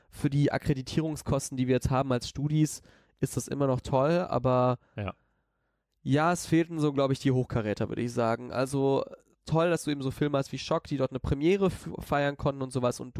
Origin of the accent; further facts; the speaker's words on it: Cologne, North Rhine-Westphalia, Germany; ist ja auch in Köln, ist ja meine Heimatstadt.